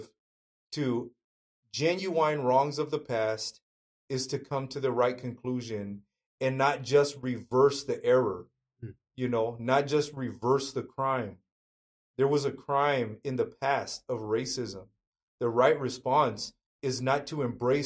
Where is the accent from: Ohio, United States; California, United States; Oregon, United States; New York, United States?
California, United States; Fresno County; the town that I grew up in Fresno County, California, my town is about 80% Mexican